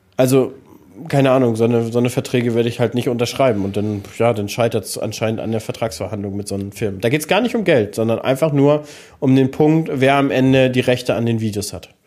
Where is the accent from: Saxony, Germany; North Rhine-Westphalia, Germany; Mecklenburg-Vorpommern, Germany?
Mecklenburg-Vorpommern, Germany; bei uns in MV